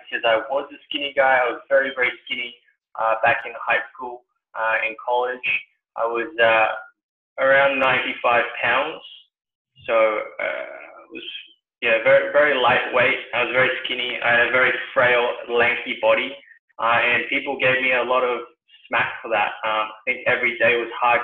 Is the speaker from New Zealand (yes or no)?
yes; New Zealand; also born or lived in Sydney, Australia; now in Singapore; I used to live in Sydney not long ago and I was born in New Zealand.